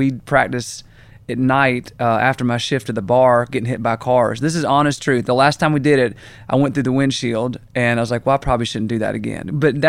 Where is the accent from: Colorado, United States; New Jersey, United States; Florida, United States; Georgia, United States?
Georgia, United States; Augusta; Man, I grew up in Augusta, Georgia.